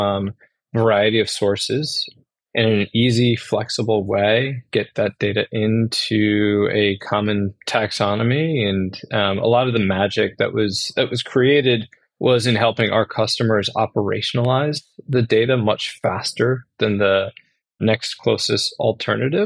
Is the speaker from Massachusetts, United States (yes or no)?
yes; Worcester, Massachusetts, United States; moved away as an adult; also born or lived in Syracuse, New York; I grew up in Worcester, Massachusetts